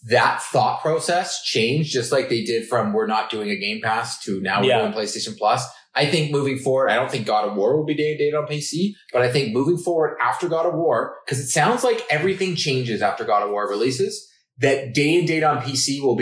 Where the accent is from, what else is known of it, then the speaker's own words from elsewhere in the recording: Boston, Massachusetts, United States; I grew up in Boston